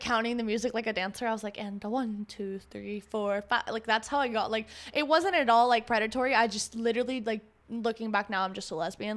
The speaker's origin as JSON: {"language": "English", "town": "Tampa", "region": "Florida", "country": "United States", "moved": "yes", "lives_now": "Los Angeles, United States", "said": "from fucking Tampa"}